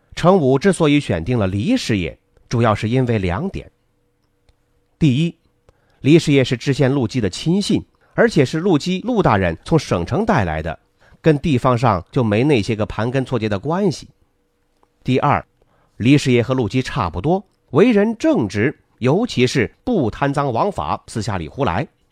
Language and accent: Chinese; China; 我们中国人常有的思维模式